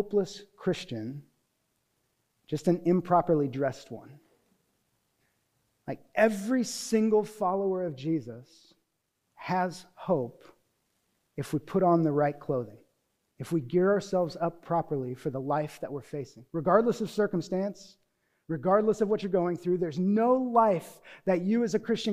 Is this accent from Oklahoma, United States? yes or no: no; Newbury Park, California, United States; also born or lived in Deerfield, Illinois; I did not grow up in a cold environment. I grew up here in Newbury Park